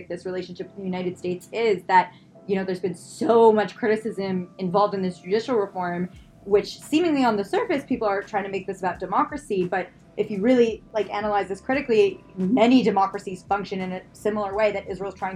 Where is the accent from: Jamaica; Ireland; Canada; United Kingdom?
Canada; growing up in Canada